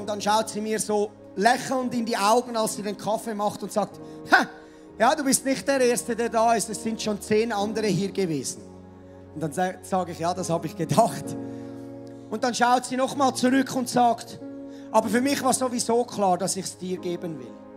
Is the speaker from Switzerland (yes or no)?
yes; Switzerland; also born or lived in Mettmenstetten; Landwirtschaftsland ist sehr, sehr rar gesät bei uns in der Schweiz